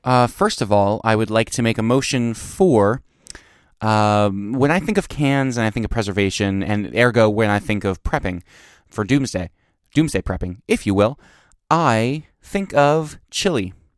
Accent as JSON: {"language": "English", "town": "Trenton", "region": "New Jersey", "country": "United States", "tie": "born or raised there", "said": "I grew up in Trenton, New Jersey"}